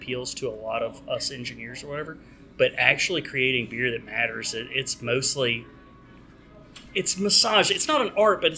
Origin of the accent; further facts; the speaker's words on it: Birmingham, Alabama, United States; my hometown, Birmingham